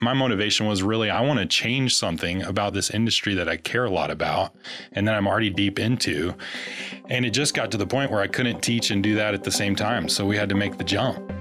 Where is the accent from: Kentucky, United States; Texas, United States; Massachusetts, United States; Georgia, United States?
Kentucky, United States; grew up in Kentucky